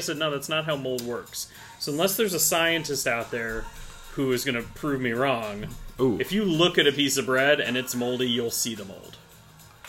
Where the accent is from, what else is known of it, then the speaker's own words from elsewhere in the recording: Ohio, United States; moved away; also born or lived in Minnesota; when we were growing up in Ohio